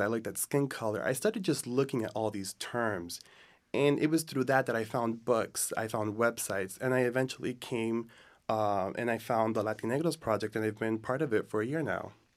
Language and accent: English; United States; I grew up in the United States, and I am Dominican